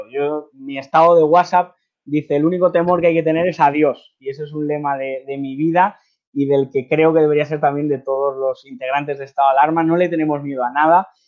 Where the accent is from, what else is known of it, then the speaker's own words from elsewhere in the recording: Spain; Pues eso me, caracteriza como español y como persona que quiero contar la verdad y como periodista